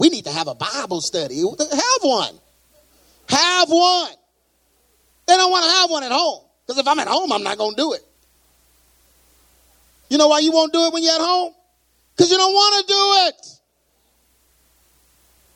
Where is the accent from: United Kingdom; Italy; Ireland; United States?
United States; Texas; I'm from Texas. That's the way we talk down here